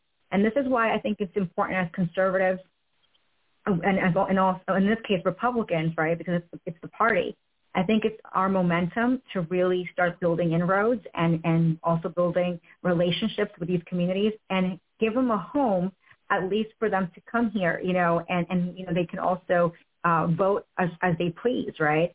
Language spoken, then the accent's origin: English; New York City, New York, United States; moved away as an adult; also born or lived in Florida / Washington, D.C.; now in Atlanta, United States; I grew up in New York and went to college in Florida